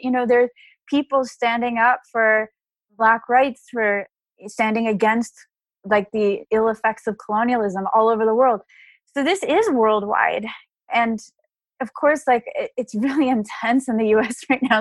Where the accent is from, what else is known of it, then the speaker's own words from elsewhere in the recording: Dallas, Texas, United States; I grew up in Dallas, Texas